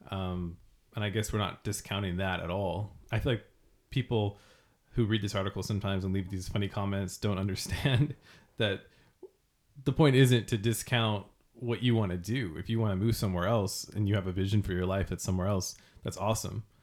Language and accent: English; California, United States; I was from California